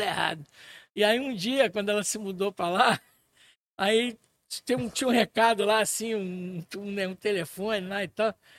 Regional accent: Pirapora, Minas Gerais, Brazil; Eu morava mais ou menos na idade dele. Eu, eu morava em Pirapora, Minas Gerais

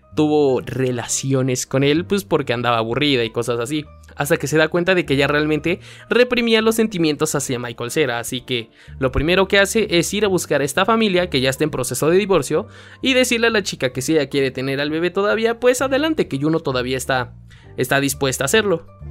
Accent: Puebla, Mexico; estaban grabando aquí en mi ciudad, en el estadio Cuauhtémoc, porque sí soy de Puebla

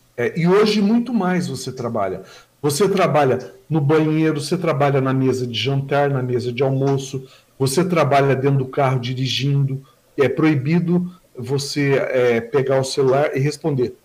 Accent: Mogi das Cruzes, São Paulo, Brazil; now in Suzano, Brazil; eu nasci na Vila Natal. Eu tive uma infância bem tranquila

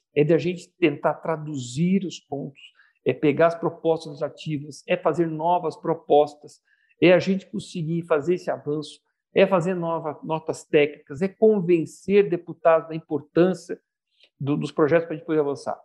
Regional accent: Brazil; Como brasileiros

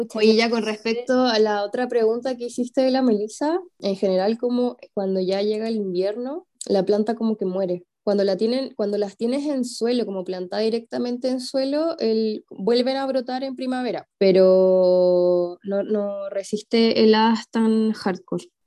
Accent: Santiago, Santiago Metropolitan Region, Chile; also born or lived in southern Chile; yo que en verdad soy santiaguina, pero viví eh, dos años en el sur, aún así cuando me devolví a Santiago

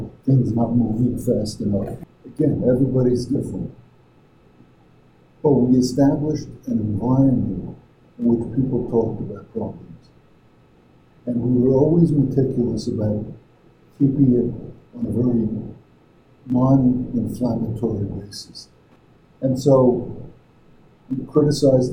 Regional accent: New York, United States; moved away as an adult; also born or lived in Midwest / Wayne County, Pennsylvania; I grew up in New York

